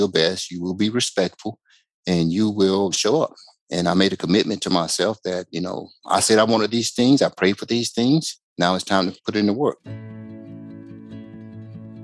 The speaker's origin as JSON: {"language": "English", "town": "Macon", "region": "Georgia", "country": "United States", "tie": "born or raised there", "moved": "yes", "said": "I was born and raised in Macon, Georgia"}